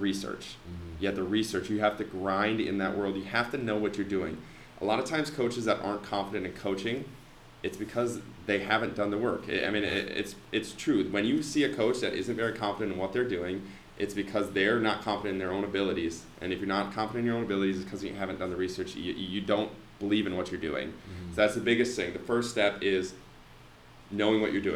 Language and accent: English; Foley, Minnesota, United States; I'm from Foley, a small little town